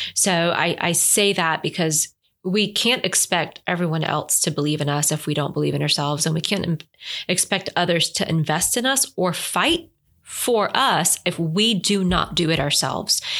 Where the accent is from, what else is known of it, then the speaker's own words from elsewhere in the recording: Puerto Rico; English is a second language; now in Albany, United States; My family emigrated from Cuba during the Cuban Revolution. They moved ultimately to Miami and then to Puerto Rico, where I was born